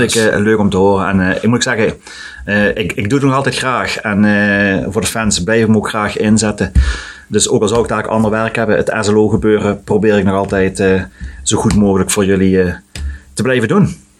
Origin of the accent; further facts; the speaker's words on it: Sittard, Limburg, Netherlands; Ik geboren in Sittard